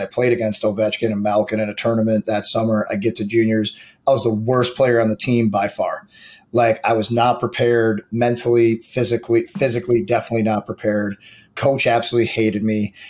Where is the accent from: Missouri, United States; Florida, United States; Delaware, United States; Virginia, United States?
Missouri, United States; St. Louis; I grew up in St. Louis